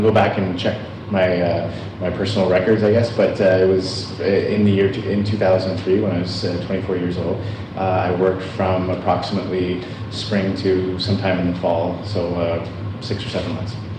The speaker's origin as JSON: {"language": "English", "country": "Canada", "tie": "born or raised there", "said": "I was born in Canada. My mom was born in Mississauga. My dad was born in the United States. I grew up my whole life in Canada"}